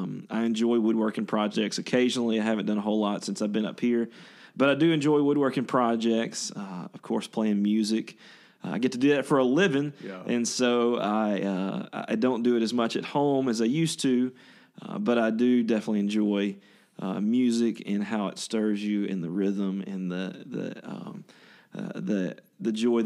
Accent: Ruston, Louisiana, United States; moved away as an adult; now in West Lafayette, United States; But I grew up there in a small town called Ruston, Louisiana

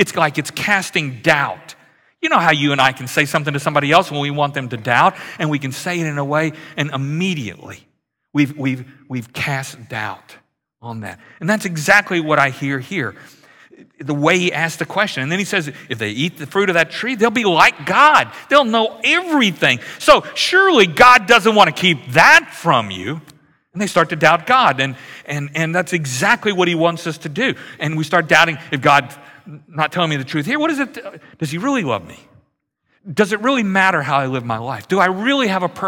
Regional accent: Louisiana, United States; moved away; I grew up in Louisiana, which is very much like Houston in the summer

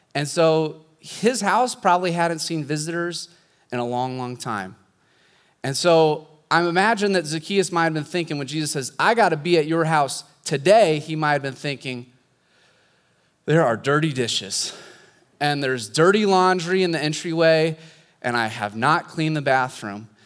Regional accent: Pella, Iowa, United States; moved away as an adult; also born or lived in Southern California; I grew up here in Pella

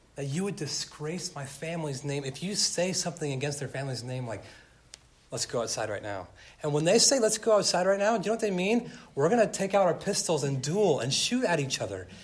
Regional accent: California, United States; growing up in California

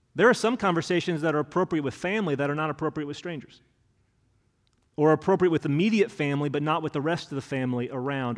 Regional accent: Hendricks County, Indiana, United States; moved away as an adult; also born or lived in Bloomington, Indiana; now in Kentucky, United States; I grew up in Hendricks County

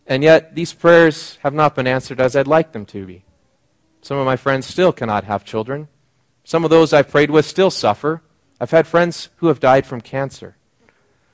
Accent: Seattle area, Washington, United States; moved away as an adult; now in British Columbia, Canada; I went home. My parents live outside of Seattle, and I was commuting to Seattle. And because I wasn't a regular in the area, my hometown

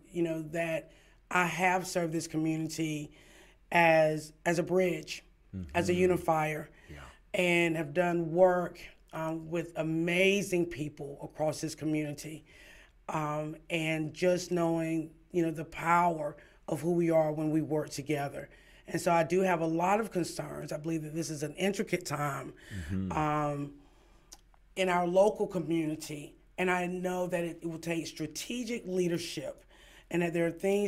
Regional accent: Kinston, North Carolina, United States; moved away; born and raised in Kinston

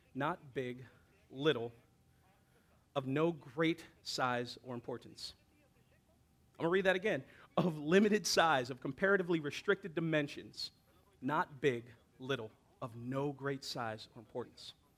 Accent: Hawaii, United States; me growing up in Hawaii

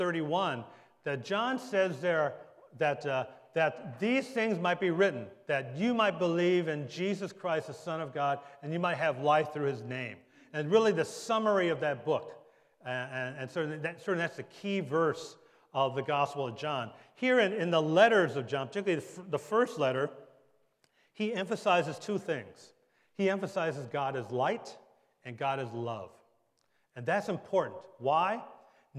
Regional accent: Detroit, Michigan, United States; also born or lived in Bergen County, New Jersey; now in Monmouth County, United States; I was born and raised in Detroit, Michigan, Motor City.

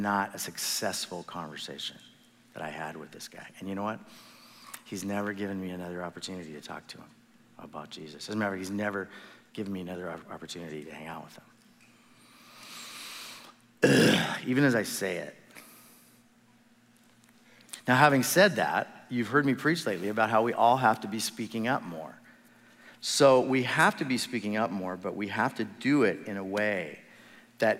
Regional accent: Midwest, United States; moved away; I was raised in the Midwest

